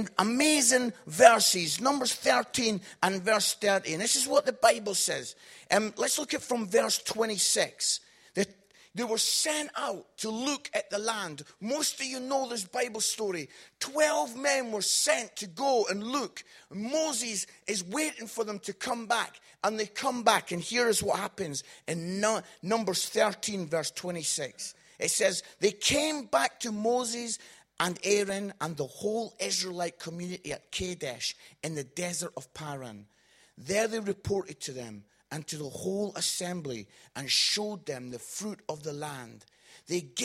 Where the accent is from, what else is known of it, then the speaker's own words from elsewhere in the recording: Scotland, United Kingdom; I'm Scottish